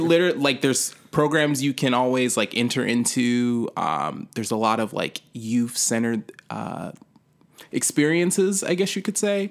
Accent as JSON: {"language": "English", "town": "Sacramento", "region": "California", "country": "United States", "tie": "born or raised there", "said": "it's my hometown"}